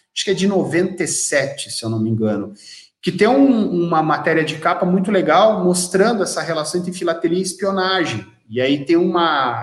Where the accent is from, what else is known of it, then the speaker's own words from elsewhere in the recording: Joinville, Santa Catarina, Brazil; now in São Bento do Sul, Brazil; eu sou natural de Joinville, moro em São Bento do Sul, em Santa Catarina, mas sou natural de Joinville